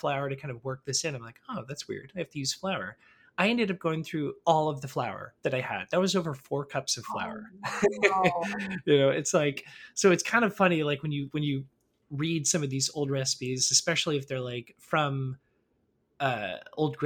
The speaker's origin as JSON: {"language": "English", "town": "Orlando", "region": "Florida", "country": "United States", "also_born_or_lived": "New York", "moved": "as an adult", "said": "I'm also originally from Orlando"}